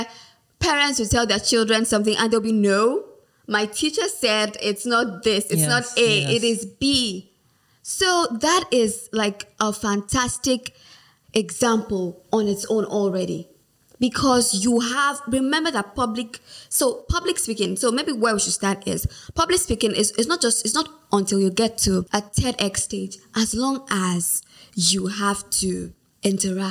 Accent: Nigeria; English language for us in Nigeria is our national language

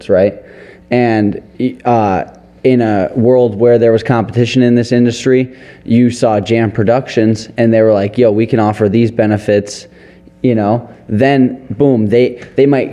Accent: Detroit, Michigan, United States; We're from Detroit

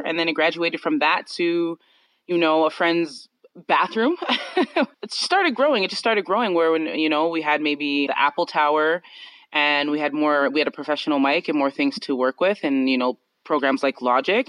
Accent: Calgary, Alberta, Canada; I'm from Calgary, Canada

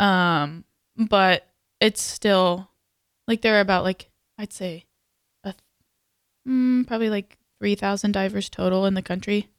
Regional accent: Texas, United States; moved away; I'm from Texas.

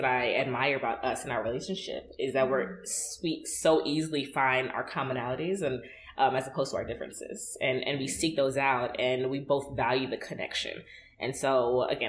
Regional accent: New York, United States; me and her are both Nigerian Americans. I was born in New York.

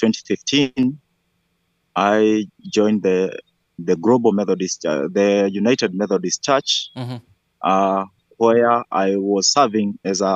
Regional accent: Kenya; I'm from Kenya, Ethiopia Annual Conference.

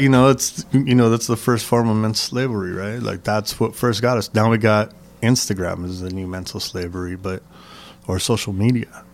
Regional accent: Los Angeles, California, United States; I grew up in San Gabriel Valley, East

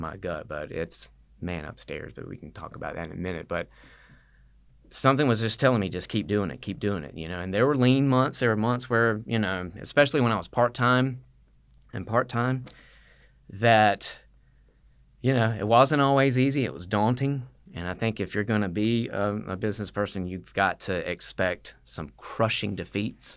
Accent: Statesboro, Georgia, United States; I'm from Statesboro

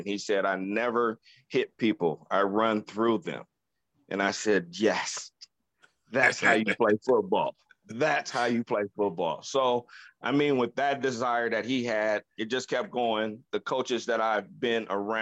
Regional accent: Chicago, Illinois, United States; moved away as an adult; also born or lived in Oregon / Minnesota; now in Las Vegas, United States; grew up in, I was born in Chicago

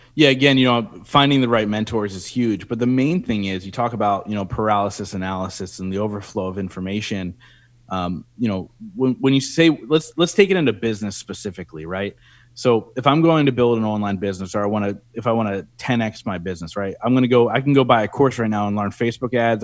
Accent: Reading, Pennsylvania, United States; here in my hometown in Reading, Pennsylvania

